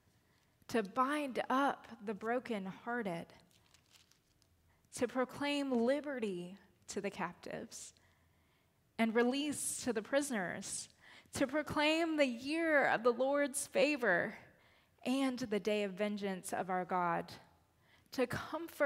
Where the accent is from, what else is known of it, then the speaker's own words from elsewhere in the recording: Lakeland, Florida, United States; now in Gainesville, United States; it is also my hometown. It is the place where I grew up